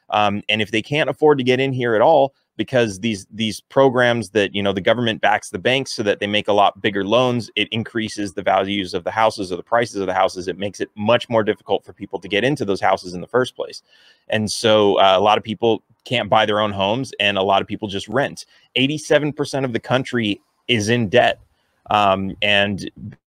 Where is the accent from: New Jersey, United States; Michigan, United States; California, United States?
California, United States; I grew up in California, which is very left